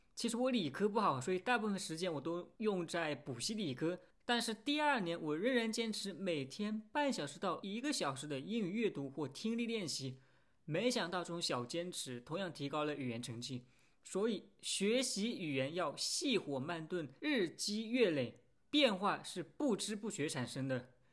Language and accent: Chinese; France; first language French; Chinese is a second language; 我也问了其他的法国人